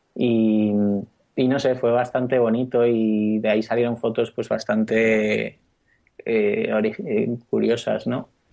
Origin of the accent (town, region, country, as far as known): Spain